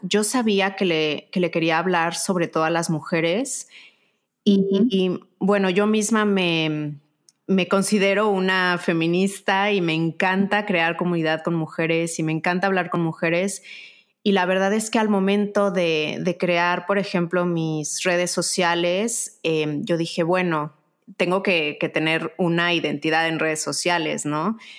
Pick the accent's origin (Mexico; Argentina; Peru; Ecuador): Mexico; also born or lived in United States; now in Spain; yo soy mexicana, y bueno, ahora mi segundo país es España y el tercero es Estados Unidos